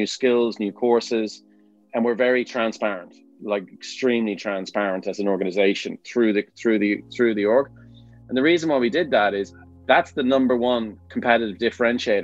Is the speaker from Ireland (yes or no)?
yes; Dublin, Leinster, Ireland; now in Stroud, United Kingdom; you can tell from my accent, from Dublin, Ireland